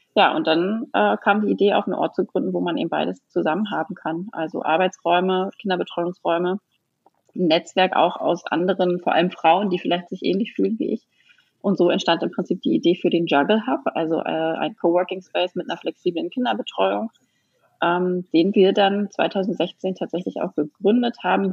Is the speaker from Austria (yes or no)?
no; Neustrelitz, Mecklenburg-Vorpommern, Germany; moved away; also born or lived in Berlin; wieder zurück in meine Heimatstadt gezogen, nach Mecklenburg-Vorpommern, nach Neustrelitz